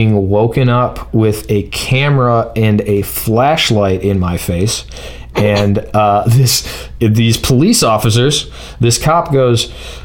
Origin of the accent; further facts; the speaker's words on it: Ohio, United States; I'm from Ohio.